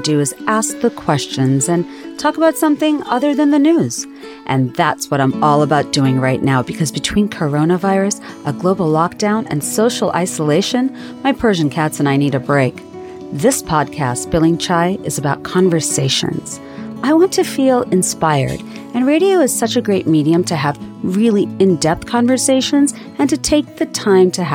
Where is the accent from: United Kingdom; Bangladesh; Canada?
Bangladesh; moved away as an adult; now in United States; growing up in Bangladesh in the 1980s